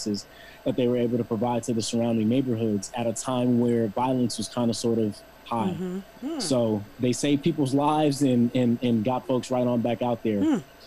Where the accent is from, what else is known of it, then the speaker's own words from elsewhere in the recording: Los Angeles, California, United States; also born or lived in Penn State; I actually grew up in LA, down the street from USC, on 36th Place in between Normandy and Western